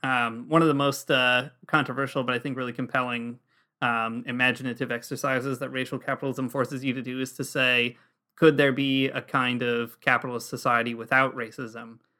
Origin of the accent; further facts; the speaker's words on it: United States; moved away as an adult; now in Toronto, Canada; we're American expats living in Toronto